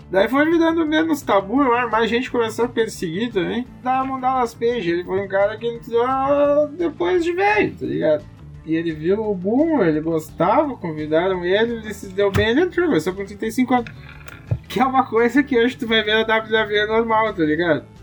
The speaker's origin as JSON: {"language": "Portuguese", "country": "Brazil"}